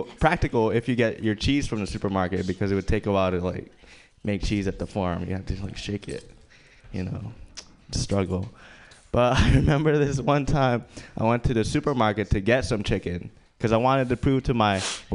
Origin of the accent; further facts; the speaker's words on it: Philippines; moved away; I was born in the Philippines, and I grew up in a farm.